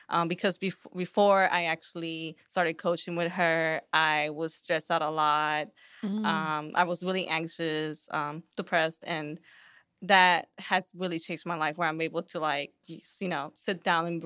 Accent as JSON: {"language": "English", "town": "Houston", "region": "Texas", "country": "United States", "tie": "born or raised there", "said": "Houston, Texas. Shout out H Town."}